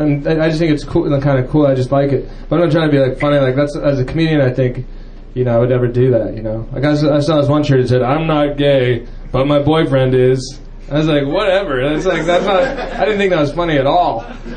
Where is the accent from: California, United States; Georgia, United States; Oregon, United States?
California, United States; I'm from the Bay Area, you know, I live up there, and proud to be from a very tolerant part of the United States